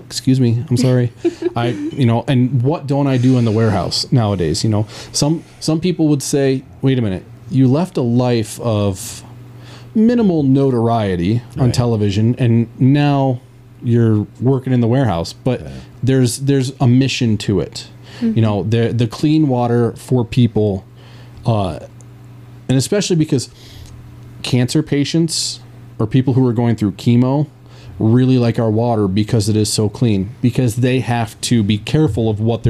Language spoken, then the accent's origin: English; Central New York State, United States; born and baptized in Central New York State, and didn't really know anything else